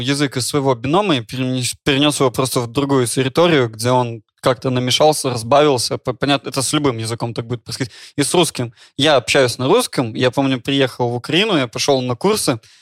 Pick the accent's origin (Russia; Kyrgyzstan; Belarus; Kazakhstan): Belarus; moved away; also born or lived in Ukraine; я из Беларуси